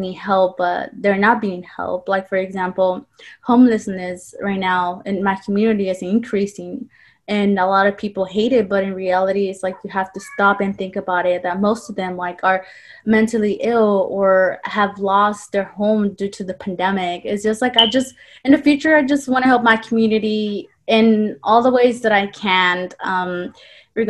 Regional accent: Compton, California, United States; also born or lived in Orange County, California; I am from the city of Compton, you know, that's my home

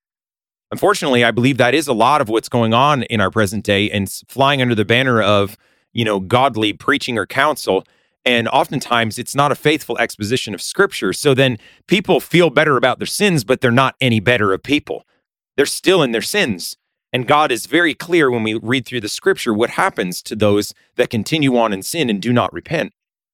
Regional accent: Massachusetts, United States; When I was younger, I grew up in Western Massachusetts, and we tried to make a garden.

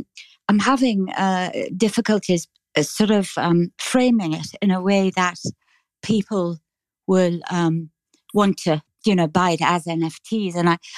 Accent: just south of Dublin, Leinster, Ireland; accent: Irish; I'm from the south. What's south the name of the city? I'm just south of Dublin.

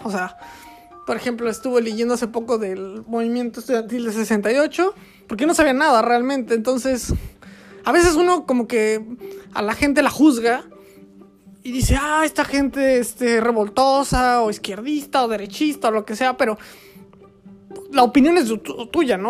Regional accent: Querétaro, Mexico; moved away; yo vivo en Querétaro, o bueno, viví en Querétaro, o soy de Querétaro, que es en México

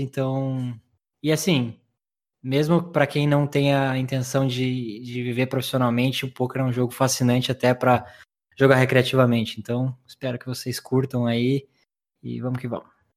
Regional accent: Curitiba, Paraná, Brazil; accent: curitibano; Sim, sou de Curitiba, acertou. Sotaque não, não tem como é, enganar, né? Leite quente. É... e eu nasci em Curitiba em 1991

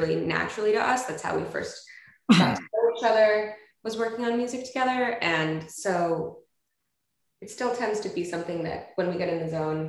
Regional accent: Vermont, United States; I was born in Vermont and grew up in Vermont

